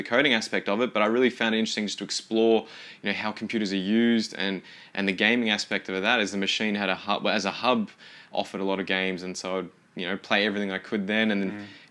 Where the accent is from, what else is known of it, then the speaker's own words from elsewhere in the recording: Kilmore, Victoria, Australia; also born or lived in Seymour; I grew up in Kilmore, went to an international school, did the IB program